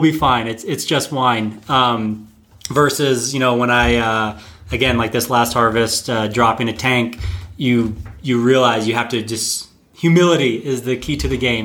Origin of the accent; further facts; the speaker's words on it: North Carolina, United States; I'm originally from North Carolina, uh, which for anyone who doesn't know is on the east coast of the United States